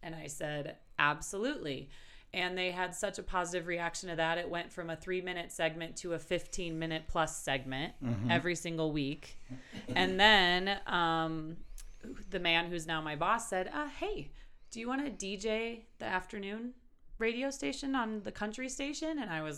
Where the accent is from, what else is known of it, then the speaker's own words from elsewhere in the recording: Milwaukee, Wisconsin, United States; moved away as an adult; now in Wyoming, United States; And I started blogging because I'm originally from Milwaukee, Wisconsin. There's that accent there. And I moved out to Wyoming to attend the University of Wyoming, which was totally a fluke.